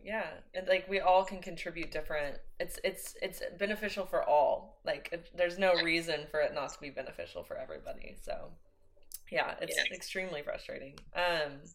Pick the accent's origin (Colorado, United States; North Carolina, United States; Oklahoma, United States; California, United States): Oklahoma, United States; I'm from Oklahoma. That's where I was born and raised.